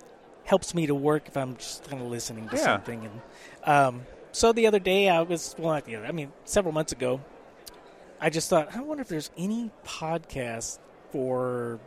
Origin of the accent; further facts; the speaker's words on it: Temple, Texas, United States; Temple, Texas.